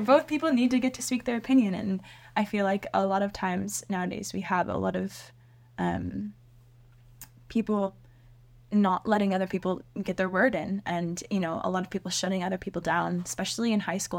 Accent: Seattle, Washington, United States; I grew up in Seattle

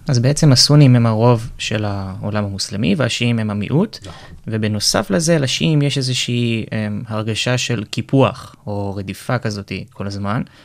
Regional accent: Israel

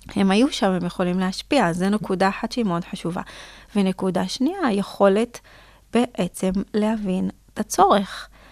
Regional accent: Israel; גם בתור ישראלית

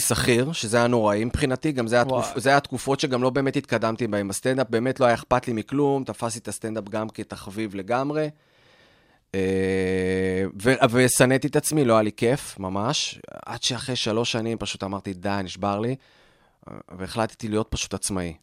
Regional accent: Petah Tikva, Central District, Israel; also born or lived in Australia; גדלתי בפתח תקווה

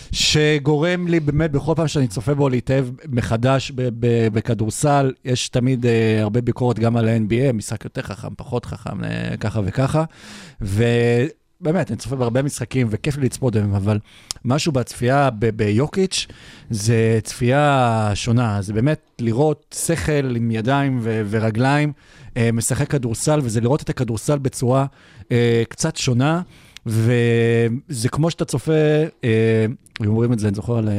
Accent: Israel; לנו בתור ישראלים

